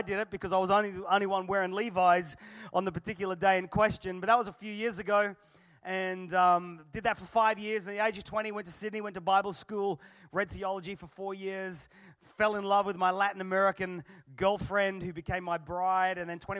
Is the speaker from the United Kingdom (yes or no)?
yes; Manchester, North West England, United Kingdom; also born or lived in Australia; I am an Englishman by birth. I'm a Manchester boy. My dad, mum and dad are from the valleys of South Wales. My dad was a pastor. I was born in Manchester.